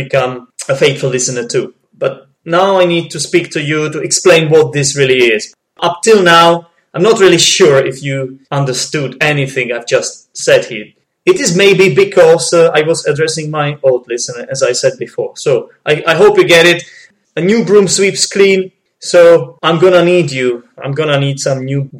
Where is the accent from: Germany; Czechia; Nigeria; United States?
Czechia; English is a second language; I'm not a native speaker, okay? I'm from the Czech Republic